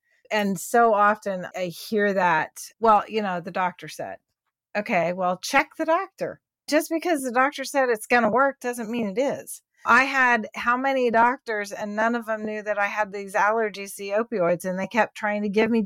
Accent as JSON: {"language": "English", "town": "Houston", "region": "Texas", "country": "United States", "also_born_or_lived": "Columbus, Ohio", "said": "I'm Texan"}